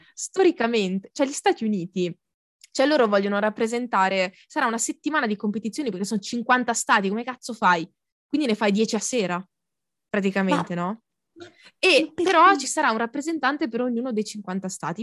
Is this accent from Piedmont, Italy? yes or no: no; Lombardy, Italy; io proprio anche i bisnonni, i trisnonni, tutti lombardi